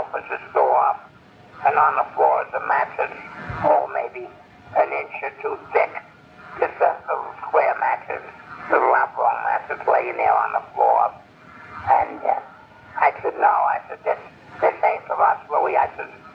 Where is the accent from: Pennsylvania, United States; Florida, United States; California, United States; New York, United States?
New York, United States; moved away as an adult; the guys I grew up with in New York